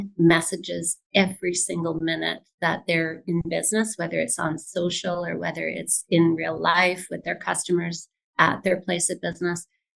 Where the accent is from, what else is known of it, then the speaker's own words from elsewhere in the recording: Vancouver, British Columbia, Canada; born there; I've lived in many places in Canada, but I was born here in Vancouver, and I'm happy to be back.